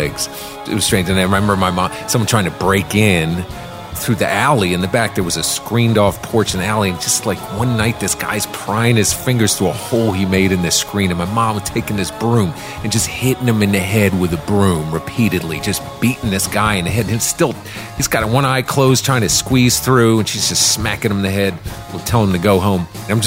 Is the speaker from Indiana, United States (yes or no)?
no; Washington, District of Columbia, United States; I grew up in Washington, D.C.